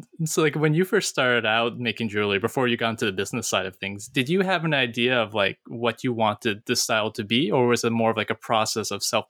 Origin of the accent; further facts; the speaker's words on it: East Coast, United States; because I'm from the East Coast, you know, painted sand dollars